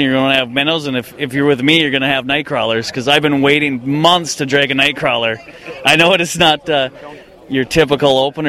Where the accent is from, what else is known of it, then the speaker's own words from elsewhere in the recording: Ashby, Minnesota, United States; now in Bemidji, United States; I go back to my hometown every year, Ashby, Minnesota, near Fergus Falls.